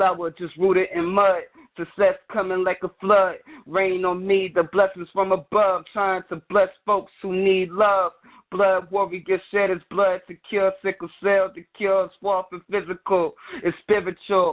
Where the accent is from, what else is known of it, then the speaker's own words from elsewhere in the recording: North Carolina, United States; I'm from North Carolina